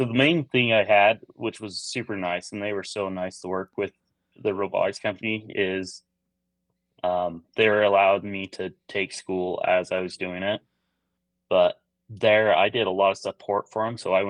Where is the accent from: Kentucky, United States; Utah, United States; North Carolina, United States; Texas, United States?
Utah, United States; Cache Valley, Northern; I grew up in Northern Utah, a little valley called Cache Valley, Utah